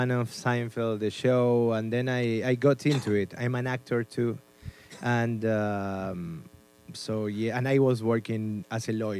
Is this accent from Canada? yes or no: no; Argentina; English is a second language; moved away as an adult; also born or lived in Spain; now in New York, United States; I was born in Argentina